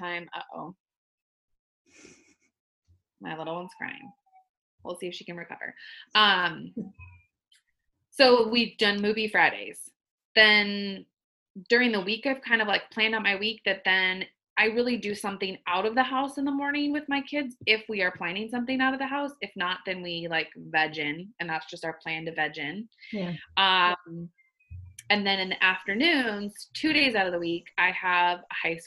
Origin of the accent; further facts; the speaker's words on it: Arizona, United States; now in Minnesota, United States; I was born and raised, well, not born, but I was raised in Arizona. So that's coming from an Arizona girl.